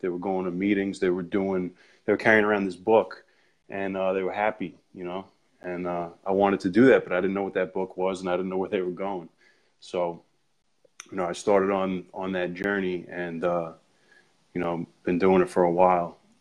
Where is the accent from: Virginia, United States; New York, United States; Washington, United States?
New York, United States; Ronkonkoma; I'm from Long Island, uh, grew up in Ronkonkoma